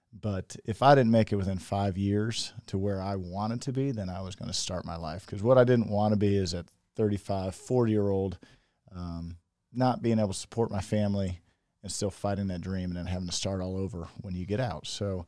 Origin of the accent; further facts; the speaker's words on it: Indiana, United States; So I grew up just outside of Indianapolis. I've got two sisters.